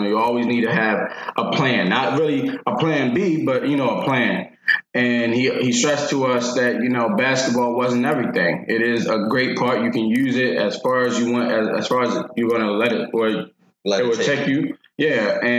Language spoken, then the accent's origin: English; Harford County, Maryland, United States; I was born in Harford County, Baltimore, raised in Harford County. Went to Joppatown High School.